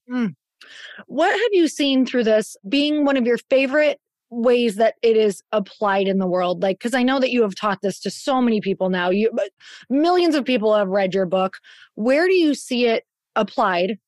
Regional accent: Midwest, United States; now in Scottsdale, United States; growing up in the Midwest

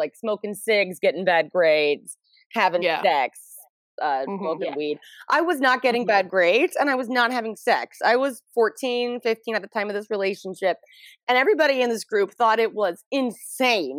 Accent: suburban Atlanta, Georgia, United States; we're in high school in suburban Atlanta, metro Atlanta, in a part of Georgia that we do not call Atlanta.

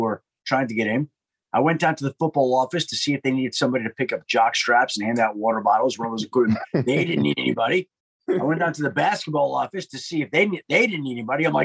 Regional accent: New York, United States; I grew up in New York

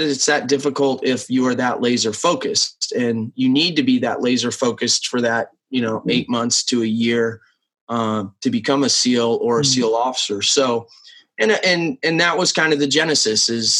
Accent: Nebraska, United States; I grew up in Nebraska. Small town of 25,000 for Nebraska

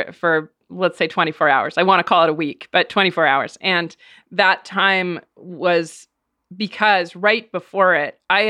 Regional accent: New Hampshire, United States; I'm from New Hampshire

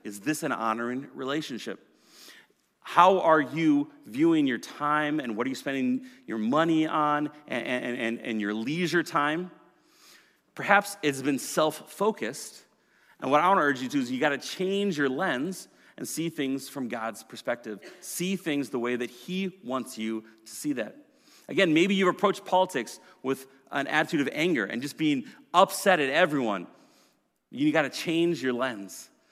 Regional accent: Minnesota, United States; I grew up as a Minnesotan, uh, in a white, middle-class family

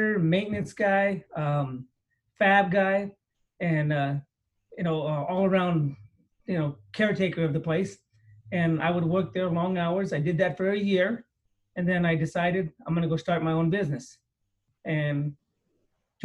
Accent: San Jose, California, United States; I grew up here in San Jose

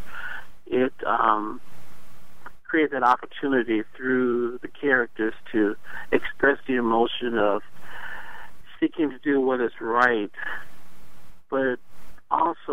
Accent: Detroit, Michigan, United States; now in Washington, United States; growing up in Detroit in the 60s and the 70s

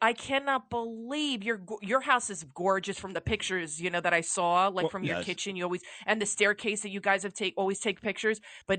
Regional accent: New York City, New York, United States; I grew up in the Bronx, and then we moved to a two family, which is kind of like a small building.

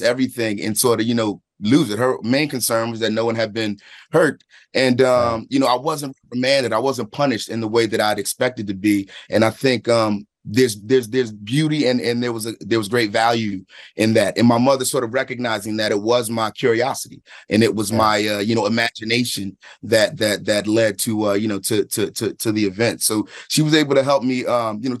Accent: Philadelphia, Pennsylvania, United States; I'm from Philadelphia, from a specific place in time there

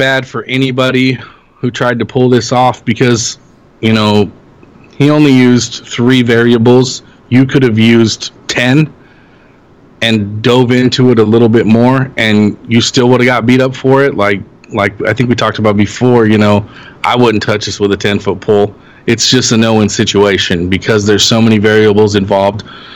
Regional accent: Los Angeles, California, United States; growing up in Los Angeles

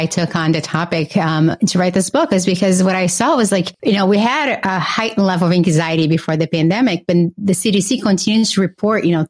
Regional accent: Brazil; now in Boston, United States; I grew up in Brazil with a single mother

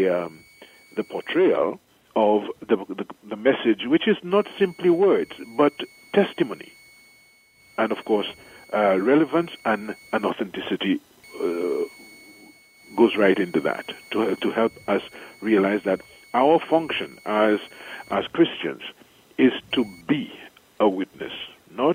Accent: St. Lucia; moved away as an adult; also born or lived in Trinidad / Chicago / Rome; now in Dominica; I am from the island of St. Lucia. I was born in St. Lucia

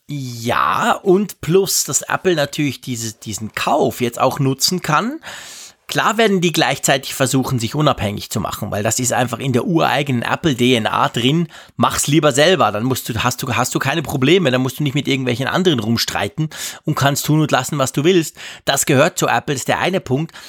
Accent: Switzerland; als Schweizer

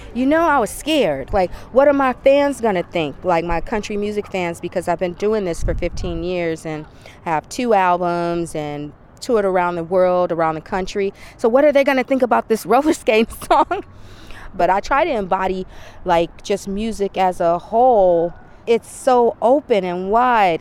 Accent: Flint, Michigan, United States; now in Bay Area, United States; I grew up on gospel. I grew up on R&B. I'm from Flint

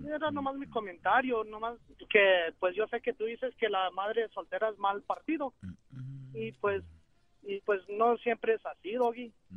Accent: Aguascalientes, Mexico; now in Dallas, United States; Estoy aquí en Dallas, pero yo soy de Aguascalientes, México

